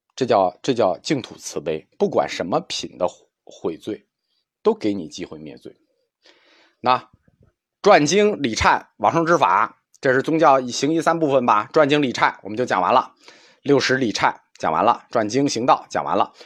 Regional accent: China; 我们中国人终极的， 可以期待的美好世界

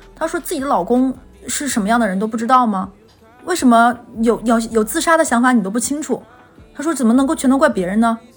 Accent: Northeast China, China; moved away; 我是东北人，我没， 我来南方之前没吃过熏鱼

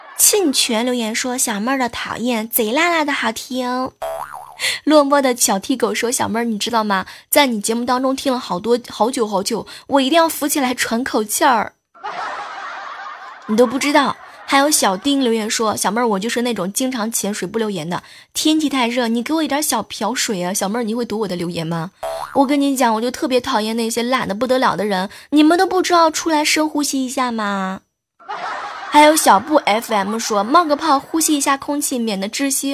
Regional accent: northern China, China; 都知道我是北方人嘛

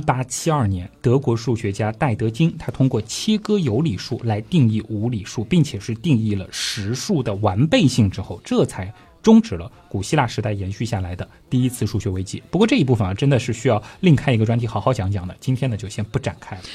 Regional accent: China; 我们中国人更习惯叫这个是勾股定理啊

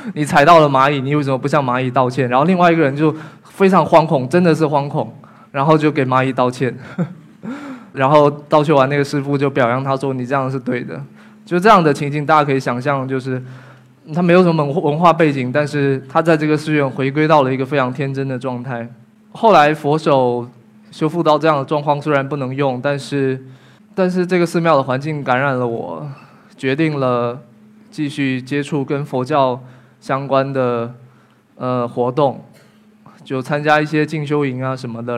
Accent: Fujian, China; 我们福建的德化白瓷工艺

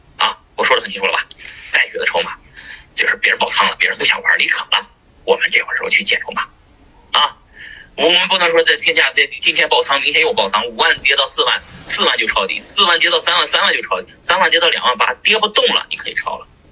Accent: Shanxi, China; 我是山西人，山西人，那吃羊肉的人挺多

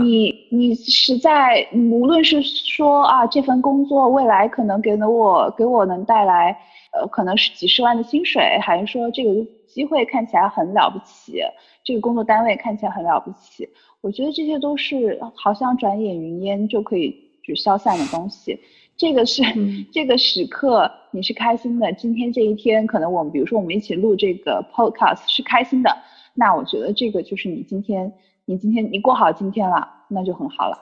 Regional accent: Sichuan, China; also born or lived in Shenzhen; now in Chengdu, China; 我现在其实回到成都，虽然我不是成都人，但我是四川的

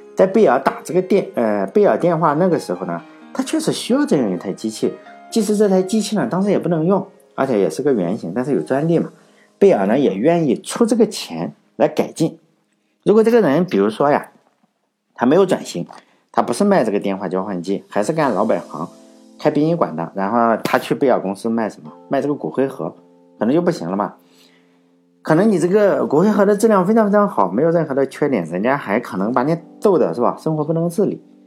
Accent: Laiwu, Shandong, China; 像我老家是莱芜

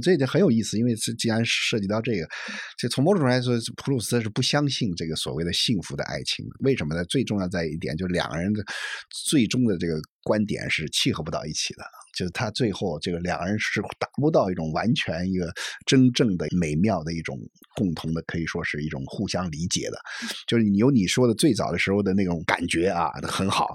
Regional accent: China; 我们中国人是很聪明的啊

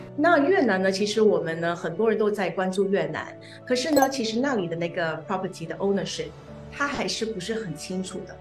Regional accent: Singapore; 在新加坡本地呢，我们新加坡人呢是不需要交就是额外的印花税的

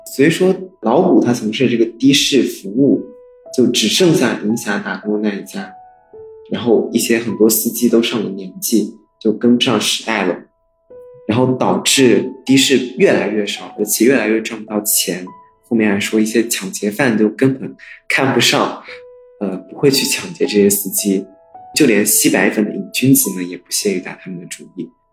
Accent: China; 我们作为一个中国人，应该都是土生土长的中国人

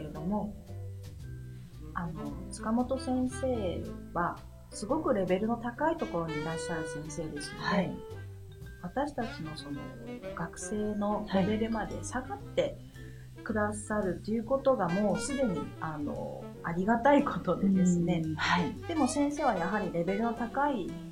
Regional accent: Japan; also born or lived in China; 私と似たようなバックグラウンドを持つ中国生まれの日本育ち

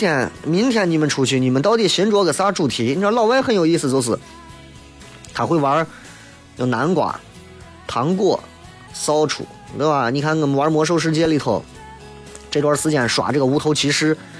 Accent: Xi'an, Shaanxi, China; 你看我西安人哪个纹身在自己胳膊上纹个兵马俑？

